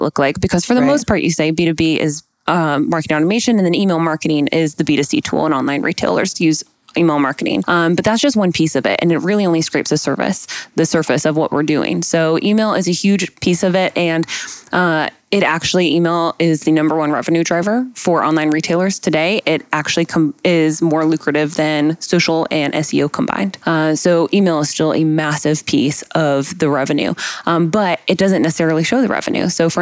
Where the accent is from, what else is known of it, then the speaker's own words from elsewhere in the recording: Atlanta, Georgia, United States; also born or lived in California; I'm from Atlanta, went to University of Georgia, so kind of stayed in the hometown